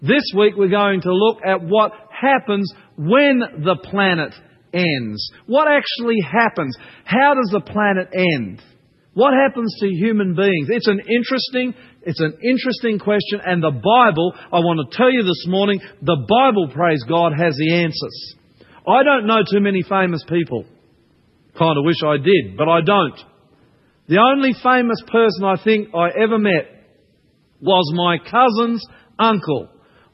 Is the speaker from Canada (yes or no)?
no; Australia; also born or lived in New Zealand; I'm Australian, not a New Zealander